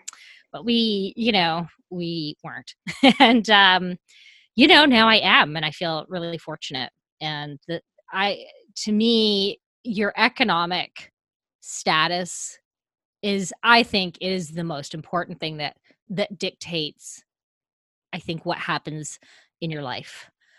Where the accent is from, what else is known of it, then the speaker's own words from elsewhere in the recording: Canada; now in Los Angeles, United States; I don't think I sound as Canadian as I once did. So I'm one of those people that just absorbs all the accents around me.